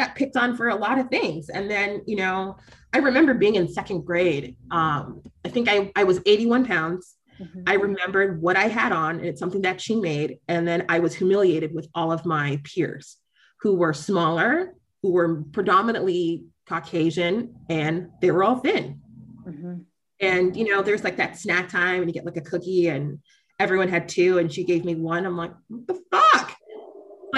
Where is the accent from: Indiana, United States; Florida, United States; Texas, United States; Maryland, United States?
Florida, United States; I grew up in Florida.